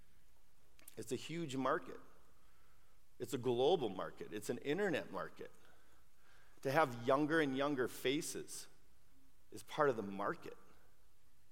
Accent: Brooklyn Park, Minnesota, United States; I grew up in Brooklyn Park, it was a typical suburb back in the 70s, when I grew up.

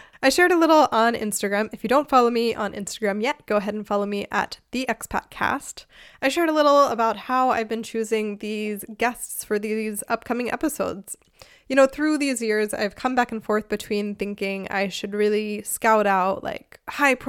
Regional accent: outside of Philadelphia, Pennsylvania, United States; moved away as an adult; also born or lived in South Carolina / Chicago; now in Germany; I'm from the US originally. I grew up outside of Philadelphia, and then I lived in South Carolina and Chicago

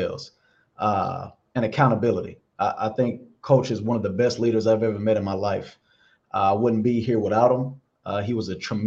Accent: Grand Prairie, Texas, United States; moved away as an adult; also born or lived in Oklahoma / Miami; now in Cincinnati, United States; I'm originally from Grand Prairie, Texas

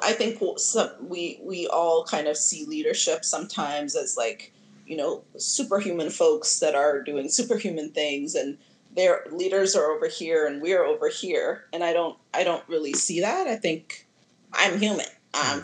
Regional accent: Addis Ababa, Ethiopia; also born or lived in Nashville, Tennessee / Georgia; now in Oakland, United States; originally, I'm from Addis Ababa, Ethiopia

